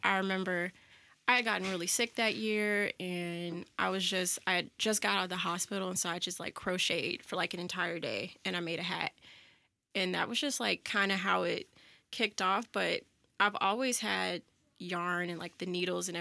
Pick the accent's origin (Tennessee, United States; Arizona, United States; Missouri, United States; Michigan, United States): Missouri, United States; Florissant; also born or lived in Jennings, Missouri / Chesterfield, Missouri; I grew up in Florissant and why well, I, I lived in Jennings for a while and then from like 4th grade through my senior year of college, almost to my senior year of college, uh, I lived in Florissant